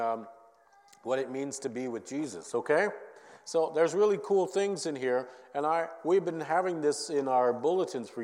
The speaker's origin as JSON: {"language": "English", "town": "Minneapolis", "region": "Minnesota", "country": "United States", "tie": "born or raised there", "said": "growing up in Minneapolis"}